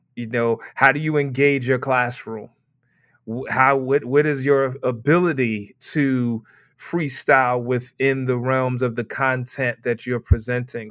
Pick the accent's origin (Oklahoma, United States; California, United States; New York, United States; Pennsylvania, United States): New York, United States; New York City; Born and raised in Brooklyn, New York